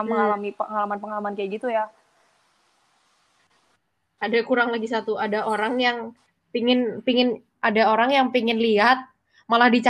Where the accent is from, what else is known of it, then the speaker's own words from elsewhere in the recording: Bali, Indonesia; mungkin karena gue uh, besar